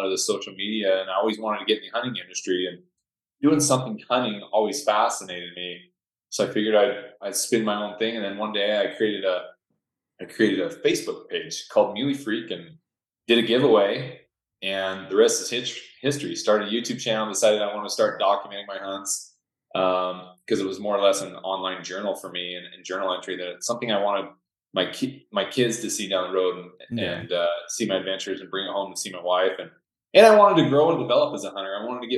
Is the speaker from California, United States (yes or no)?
no; Northern Utah, United States; also born or lived in Stockholm, Sweden; I grew up here in Northern Utah